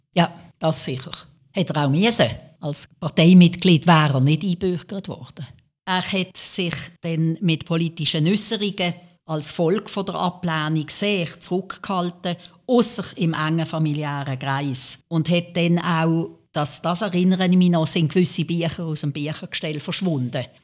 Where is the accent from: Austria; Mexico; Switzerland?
Switzerland; als Schweizerin